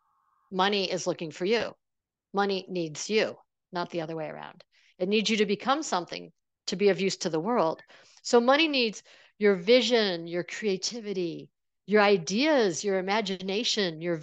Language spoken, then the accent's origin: English; Buffalo, New York, United States; I grew up in the Buffalo area, which is near Niagara Falls